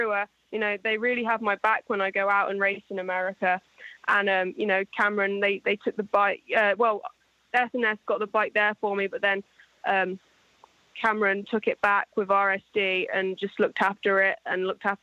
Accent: England, United Kingdom; I'm English

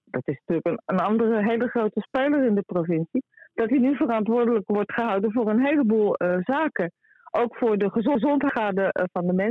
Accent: North Holland, Netherlands; wij als Noord-Hollanders

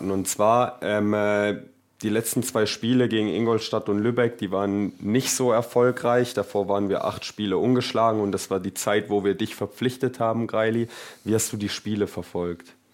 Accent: Salzburg, Austria; Genau, ich bin ja aus Salzburg.

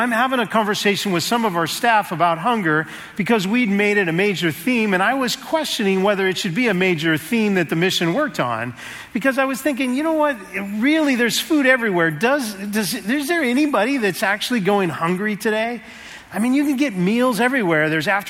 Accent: Seattle, Washington, United States; moved away; So I'm from Seattle. I just moved here about a month ago.

